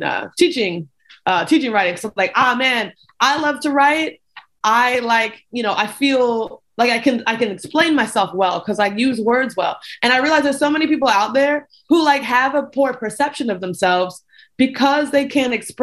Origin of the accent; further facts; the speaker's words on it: Louisville, Kentucky, United States; now in Athens, Georgia, United States; I grew up in Louisville. I grew up outside of Louisville, Kentucky